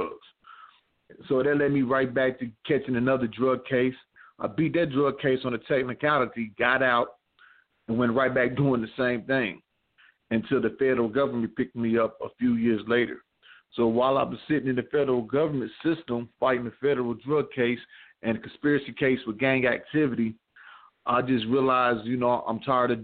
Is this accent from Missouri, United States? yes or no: yes; Missouri, United States; I'm from Missouri